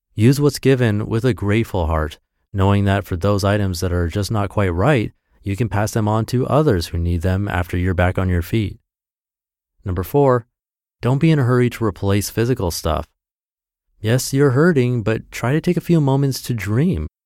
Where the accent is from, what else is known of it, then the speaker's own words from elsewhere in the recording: Texas, United States; my hometown in Texas